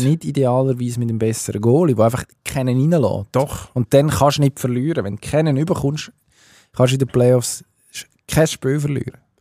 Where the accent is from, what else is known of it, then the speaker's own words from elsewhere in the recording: Switzerland; bei uns in der Schweiz